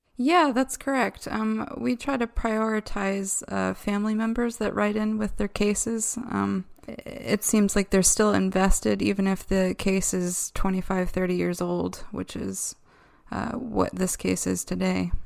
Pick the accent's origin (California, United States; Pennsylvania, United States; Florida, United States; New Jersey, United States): Pennsylvania, United States; Downingtown; my hometown of Downingtown, Pennsylvania